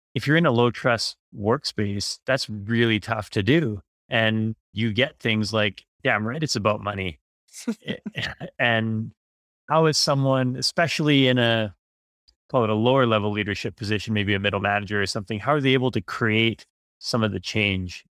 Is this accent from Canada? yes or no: yes; Vancouver, British Columbia, Canada; I grew up in Vancouver